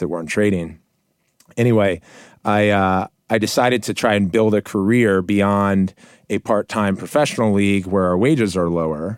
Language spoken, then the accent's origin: English; Montgomery County, Maryland, United States; I grew up in Montgomery County, Maryland, in a middle-class